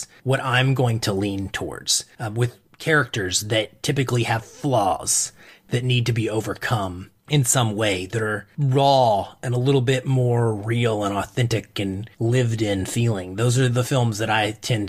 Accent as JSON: {"language": "English", "region": "Arkansas", "country": "United States", "tie": "born or raised there", "said": "I grew up in the South. I'm from Arkansas"}